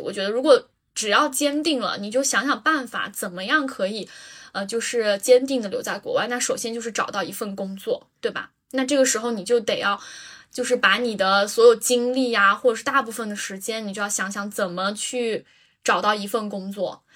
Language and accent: Chinese; Yunnan, China; moved away as an adult; now in United Kingdom; 我是云南的，我们那儿就是吃 吃蘑菇、吃菌子